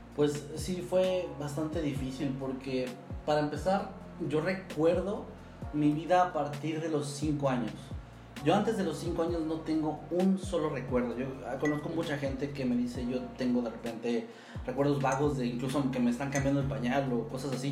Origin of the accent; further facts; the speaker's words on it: Mexico City, Mexico; moved away; siendo chilango